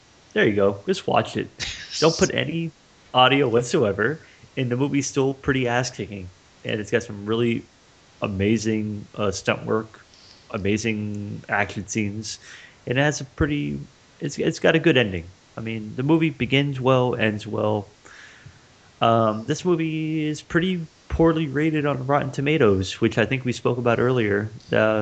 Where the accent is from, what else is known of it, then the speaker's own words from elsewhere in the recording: United States; me as an American